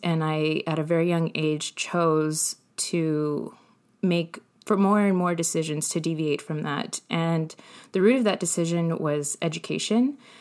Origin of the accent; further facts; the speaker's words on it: Colton, California, United States; also born or lived in San Bernardino; I was born in San Bernardino, but raised in Colton